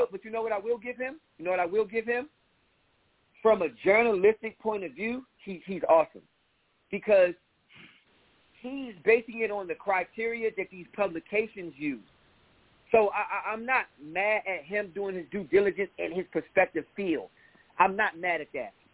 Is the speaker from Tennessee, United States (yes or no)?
no; New York City, New York, United States; I'm from Brooklyn.